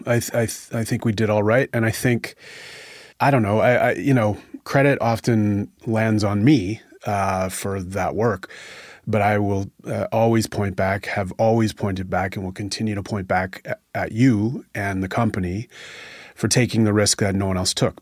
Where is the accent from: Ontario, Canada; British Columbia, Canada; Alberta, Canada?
Ontario, Canada; Northwestern; I'm from Northwestern Ontario